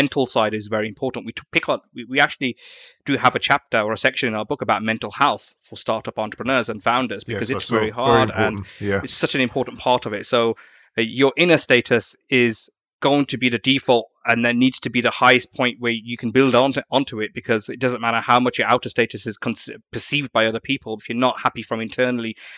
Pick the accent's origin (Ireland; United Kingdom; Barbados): United Kingdom; Birmingham, West Midlands; moved away as an adult; now in London, United Kingdom; I'm coming from Birmingham and living in London